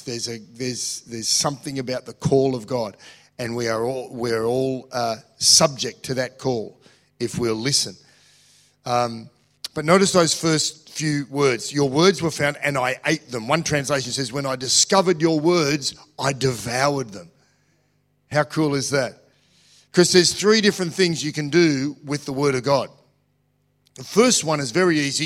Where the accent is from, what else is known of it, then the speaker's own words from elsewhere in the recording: Australia; I'm an Australian